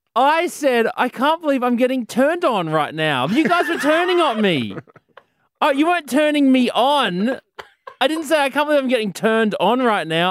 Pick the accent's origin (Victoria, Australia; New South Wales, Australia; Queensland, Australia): Queensland, Australia; Brisbane; Brisbane City, proud of my hometown